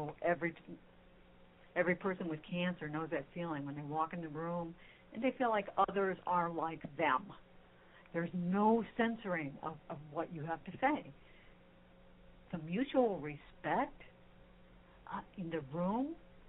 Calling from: Texas, United States; You think I'm calling in from Mars, but I'm actually calling in from Texas, which I guess that's sort of like Mars.

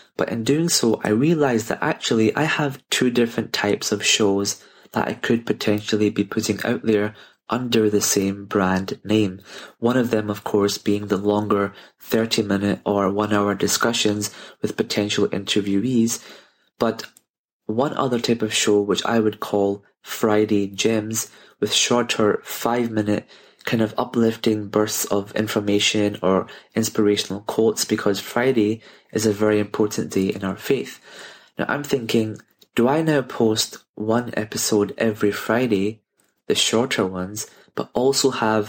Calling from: Glasgow, Scotland, United Kingdom; I'm from Glasgow here in the UK.

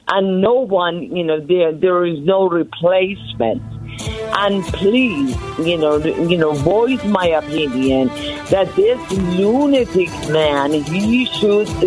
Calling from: Simi Valley, California, United States; Good morning, Thom. I'm calling from Simi Valley, California.

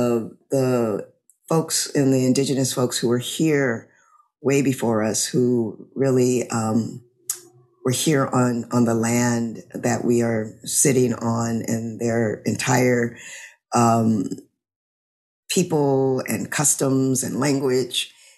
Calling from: Louisiana, United States; I'm calling in from Louisiana.

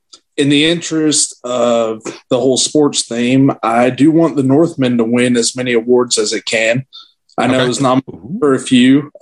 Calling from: Mountain Grove, Missouri, United States; I'm calling in from Mountain Grove, Missouri

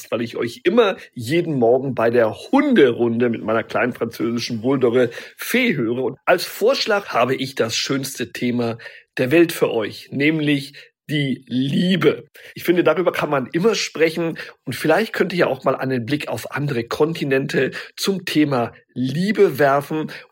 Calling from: Cologne, North Rhine-Westphalia, Germany; ich komme aus Köln

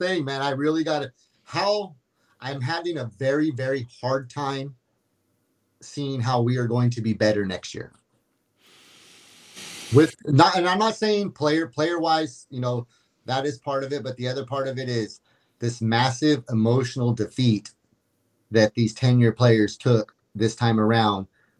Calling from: Fresno, California, United States; Fresno, Central Valley, my brother.

